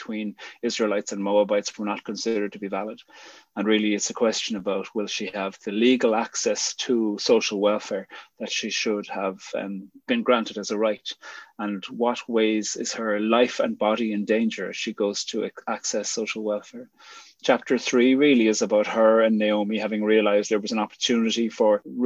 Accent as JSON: {"language": "English", "town": "Cork", "region": "Munster", "country": "Ireland", "also_born_or_lived": "Northern Ireland", "moved": "yes", "said": "I'm from the People's Republic of Cork. So, Cork."}